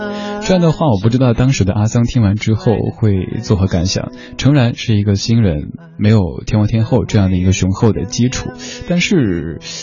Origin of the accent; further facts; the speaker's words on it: Chengdu, Sichuan, China; 我的家乡成都